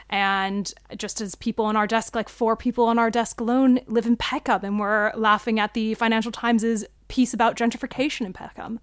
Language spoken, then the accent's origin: English; United States; now in London, United Kingdom; I'm American